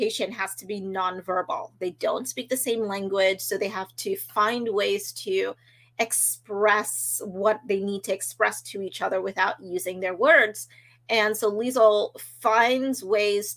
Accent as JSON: {"language": "English", "country": "Trinidad & Tobago", "tie": "born or raised there", "said": "growing up in Trinidad in the Caribbean"}